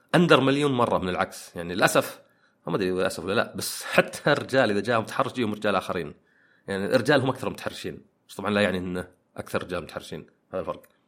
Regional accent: Saudi Arabia; أنا سعودي وعربي

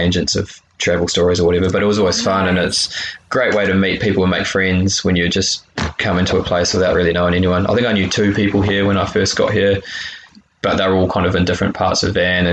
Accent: New Zealand; moved away as an adult; also born or lived in United States; now in Vancouver, Canada; back in New Zealand, kind of been there back in my hometown

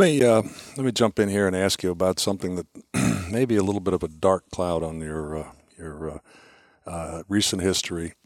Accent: Washington, District of Columbia, United States; I'm, I'm from Washington, D C

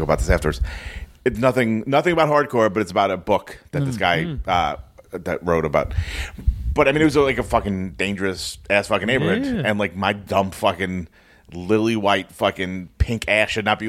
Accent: New York City, New York, United States; I grew up in Sunset Park.

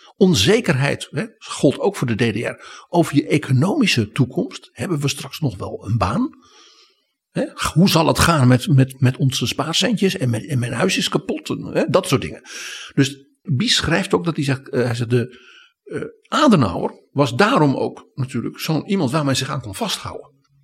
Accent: Netherlands; wij als Nederlanders

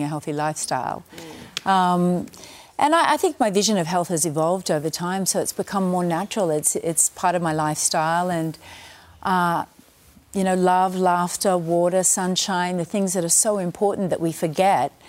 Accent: Australia; moved away; I'm very proud to, you know, to be Australian

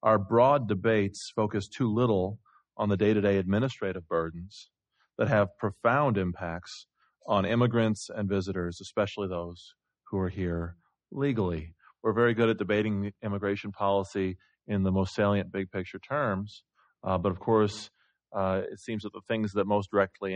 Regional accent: Iowa, United States; I'm from Iowa

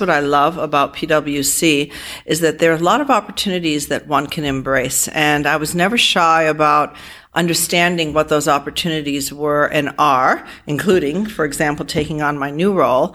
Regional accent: Providence, Rhode Island, United States; moved away as an adult; now in Toronto, Canada; I grew up in Providence, Rhode Island in a immigrant home uh, full of Armenian people

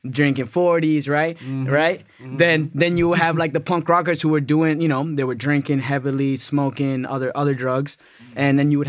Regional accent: New England, United States; I'm from New England, so, you know, I grew up Patriots fan

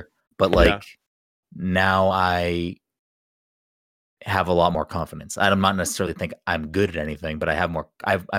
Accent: Boston, Massachusetts, United States; accent: Boston; The only time my Boston accent comes out is if I swear or if I'm like angry or yelling.

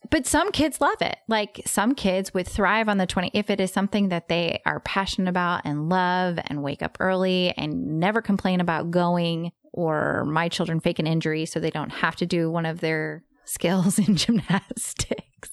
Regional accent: Texas, United States; I'm from Texas

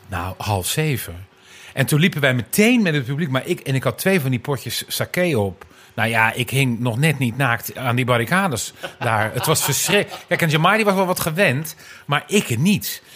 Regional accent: Dirksland, South Holland, Netherlands; moved away; Ik kom van de Zuid-Hollandse eilanden eigenlijk.

